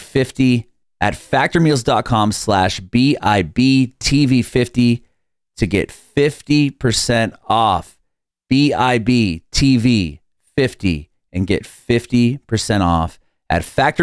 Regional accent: San Diego, California, United States; moved away as an adult; now in Nashville, United States; I'm from San Diego. I only moved to Nashville about 3 years ago. So I know it's like, you know, growing up next to the ocean

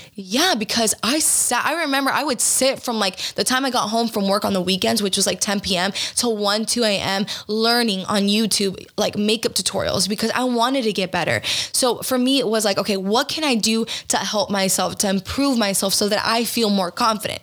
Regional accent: Georgia, United States; I was raised in Georgia in a very uh, small town that was primarily white

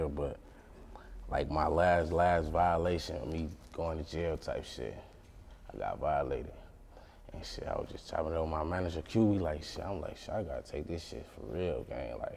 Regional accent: Detroit, Michigan, United States; So originally I'm from Detroit. I'm from Detroit. My mom and them, my mom and them, all my family in Detroit. My daddy from Detroit. Everybody. I grew up. I was motherfucking born on Mack and Bewick. I grew up on Warren.

